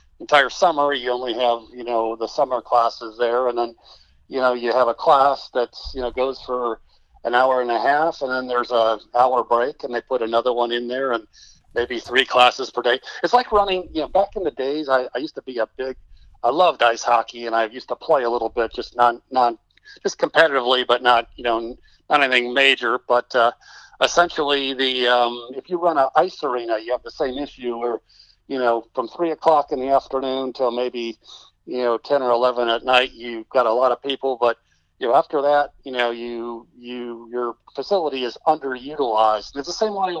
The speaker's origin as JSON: {"language": "English", "region": "Texas", "country": "United States", "said": "I'm being a Texan"}